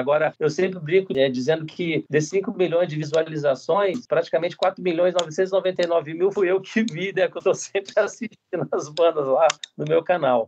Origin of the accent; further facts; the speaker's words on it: Brasília, Federal District, Brazil; Eu sou nascido e criado em Brasília